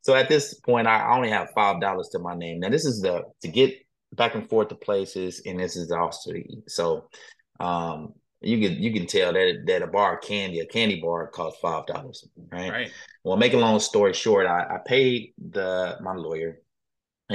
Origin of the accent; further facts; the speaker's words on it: Texas, United States; I am from Texas